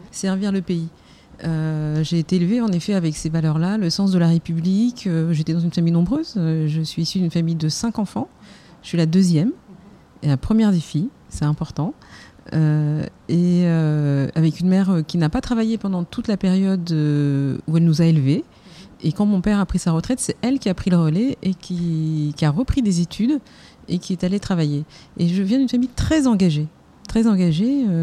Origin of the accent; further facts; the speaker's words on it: Algeria; also born or lived in Germany; Mon père était officier dans l'armée française et euh, je suis originaire euh, d'Algérie. Mon père a combattu pour la France, donc je suis fille de harki. Et j'ai grandi dans un univers aussi internationale puisque j'ai passé toute mon adolescence en Allemagne.